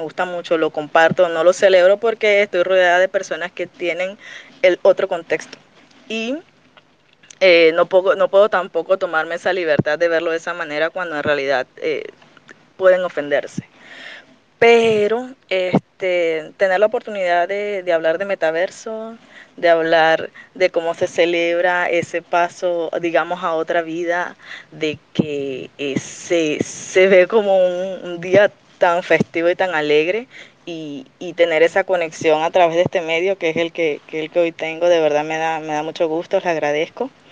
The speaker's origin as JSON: {"language": "Spanish", "country": "Venezuela", "said": "Yo en realidad soy venezolana"}